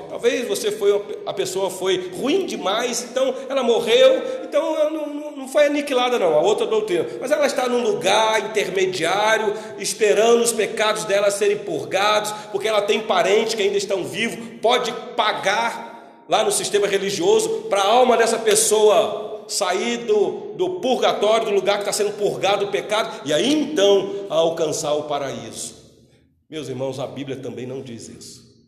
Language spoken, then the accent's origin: Portuguese; Brazil; Nós que somos brasileiros